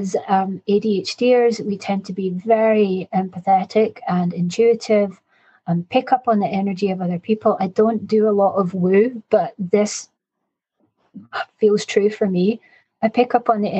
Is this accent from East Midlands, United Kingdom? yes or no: no; Scotland, United Kingdom; I'm 50 and I'm Scottish